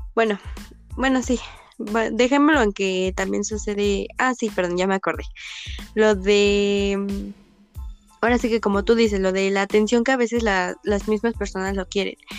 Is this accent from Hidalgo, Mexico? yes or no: yes; Pachuca, Hidalgo, Mexico; yo soy de Pachuca